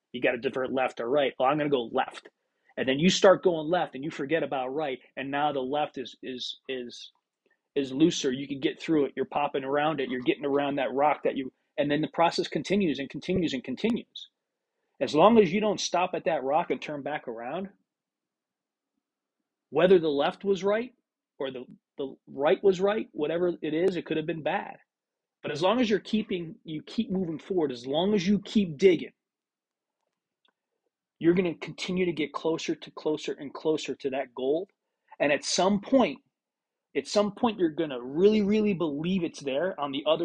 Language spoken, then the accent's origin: English; Pennsylvania, United States; moved away; Pennsylvania, because that's my home state